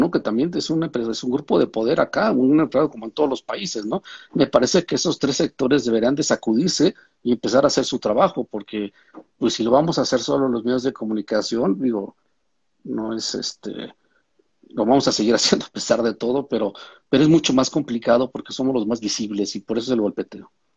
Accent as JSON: {"language": "Spanish", "country": "Mexico", "moved": "yes", "lives_now": "El Salvador", "said": "a mí como mexicano"}